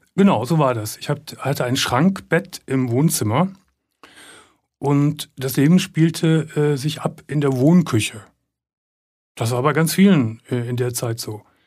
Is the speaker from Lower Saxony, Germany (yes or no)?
no; Gummersbach, North Rhine-Westphalia, Germany; ich komme aus Gummersbach und ich komme aus der Unterschicht